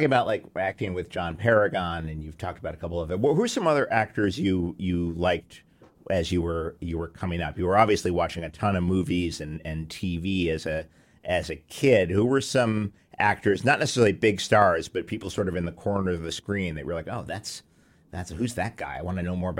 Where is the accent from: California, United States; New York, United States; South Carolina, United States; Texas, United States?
New York, United States; New York City; I grew up in Midtown Manhattan.